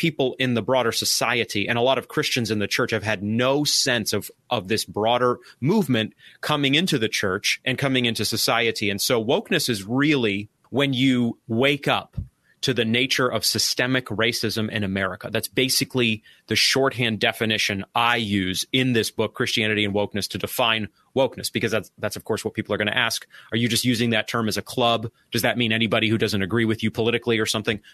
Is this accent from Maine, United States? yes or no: yes; Maine, United States; now in Arkansas, United States; I'm from Maine